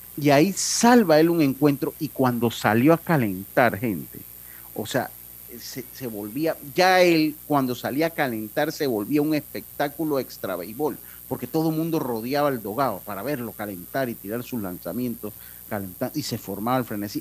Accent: Panama; soy panameño

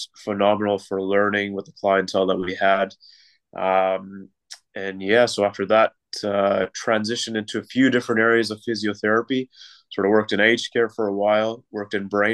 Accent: Toronto, Ontario, Canada; moved away as an adult; Originally from Canada, so born and raised in Canada from Toronto.

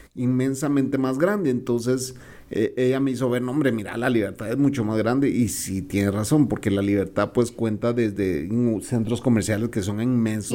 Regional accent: Guatemala; also born or lived in El Salvador

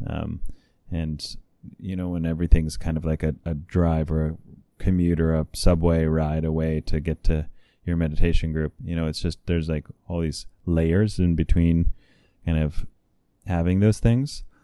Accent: California, United States; I'm from California, and just briefly, I grew up in an intentional community

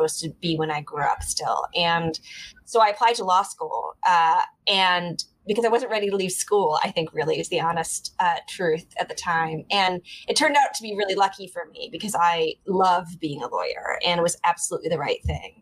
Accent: Michigan, United States; moved away as an adult; now in New York City, United States; You know, I'm from Michigan. I grew up in Michigan

